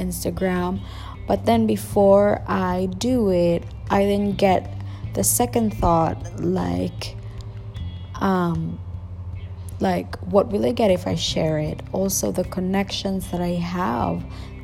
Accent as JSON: {"language": "English", "country": "Philippines", "accent": "Filipino", "second_language": "English", "said": "I'm from the Philippines, by the way, so don't expect my English to be grammatically correct. Also, my accent might be a little bit of that Filipino or Asian accent, and that's because it's not my first language."}